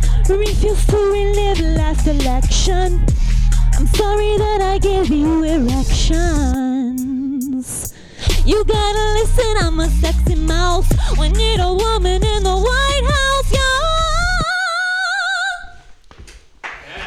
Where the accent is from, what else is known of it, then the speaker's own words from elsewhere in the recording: Ohio, United States; also born or lived in San Francisco Bay Area; now in San Francisco, United States; I'm from Ohio